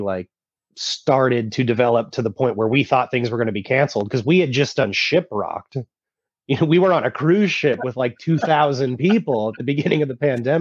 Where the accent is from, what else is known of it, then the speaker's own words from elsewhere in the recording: Vacaville, California, United States; I grew up in Vacaville, California